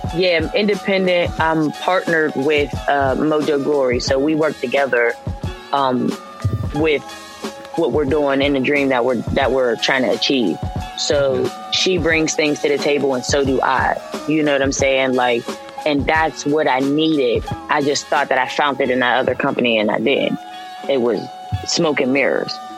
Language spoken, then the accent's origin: English; Pittsburgh, Pennsylvania, United States; I'm from Pittsburgh